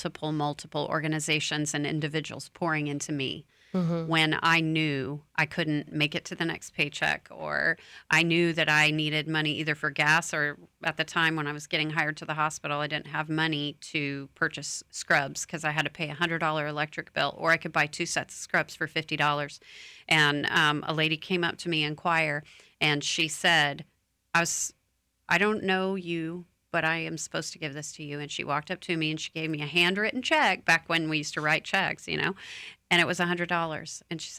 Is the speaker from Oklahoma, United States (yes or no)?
yes; Oklahoma, United States; I grew up in Oklahoma, and a friend of mine went to Alaska and was like, hey, let's go work up there. And I said, absolutely.